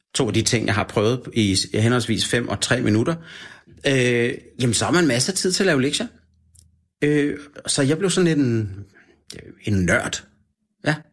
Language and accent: Danish; Denmark; also born or lived in Australia; når jeg var fra Danmark